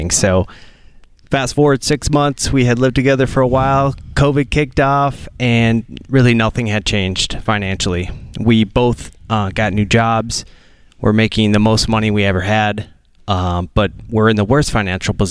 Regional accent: Minneapolis, Minnesota, United States; We are from Minneapolis, Minnesota.

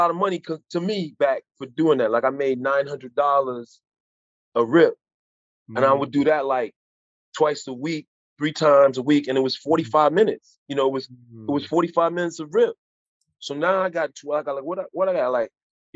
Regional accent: Chicago, Illinois, United States; I grew up in hard times in Chicago

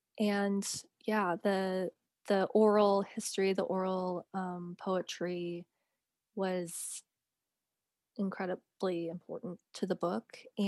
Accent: United States; And because I'm an American writer, I needed some way to enter the story as an American, as an outsider

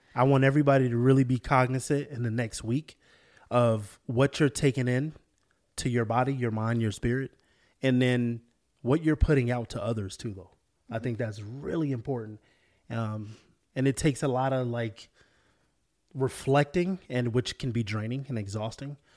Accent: Florida, United States; moved away; also born or lived in California; I grew up in Florida, moved to California

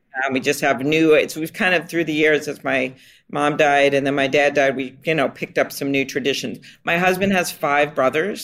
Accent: Minnesota, United States; we're from Minnesota.

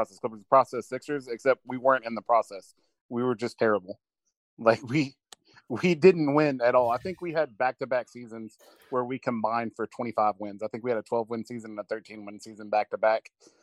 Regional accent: Dallas, Texas, United States; now in Corsicana, United States; I grew up in the Dallas area, and then I live in Corsicana, which is about an hour south of Dallas.

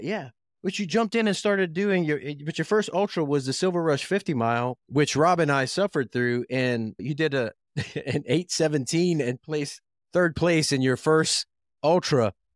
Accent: South Louisiana, United States; I grew up in South Louisiana

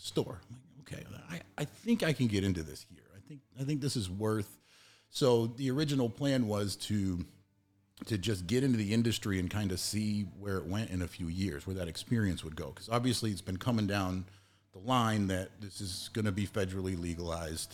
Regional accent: Massachusetts, United States; I'm from Massachusetts

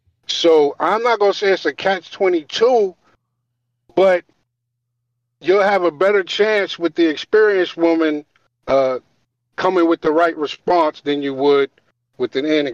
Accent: Long Island, New York, United States; now in Atlanta, United States; I'm in Atlanta, but I'm from Long Island.

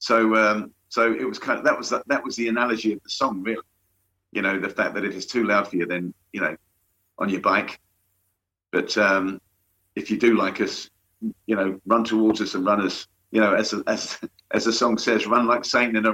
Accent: London, United Kingdom; I'm from London, that area of London

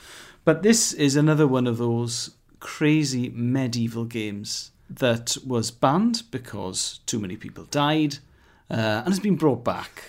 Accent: Pembrokeshire, Wales, United Kingdom; I was born in Pembrokeshire

